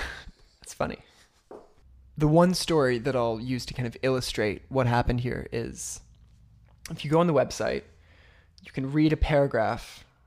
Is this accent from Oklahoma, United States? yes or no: yes; Oklahoma, United States; But we are both living in Oklahoma currently. We're from Oklahoma.